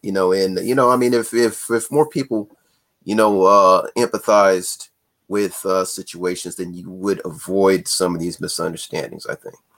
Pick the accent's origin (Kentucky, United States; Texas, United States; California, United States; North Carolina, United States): California, United States; I grew up in California